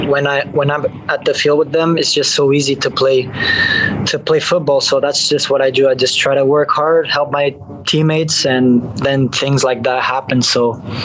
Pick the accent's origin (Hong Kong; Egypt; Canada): Canada; I was born in Canada